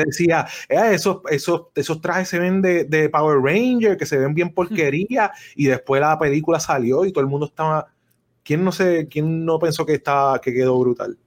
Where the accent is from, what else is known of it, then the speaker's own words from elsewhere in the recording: Puerto Rico; nosotros crecimos en Puerto Rico